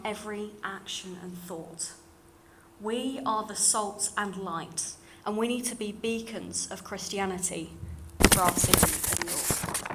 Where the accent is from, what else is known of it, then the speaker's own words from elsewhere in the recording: London, United Kingdom; accent: slightly RP; moved away; you can probably tell from my slightly RP voice. Uh, I grew up in London